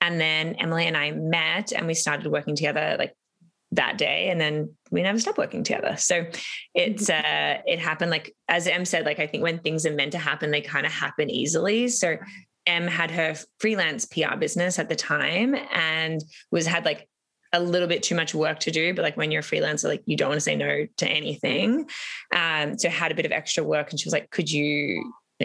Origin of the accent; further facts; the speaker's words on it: Melbourne, Victoria, Australia; moved away as an adult; now in Toronto, Canada; I'm from Australia. So I had moved almost 8 years ago now, which is like blows my mind crazy. But I had moved to Toronto from Melbourne